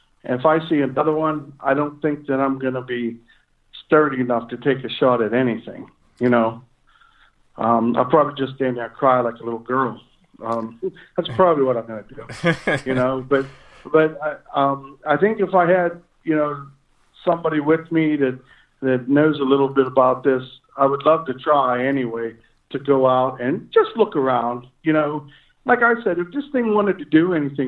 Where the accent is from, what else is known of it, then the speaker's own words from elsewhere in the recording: Kittanning, Pennsylvania, United States; my hometown is Kittanning, Pennsylvania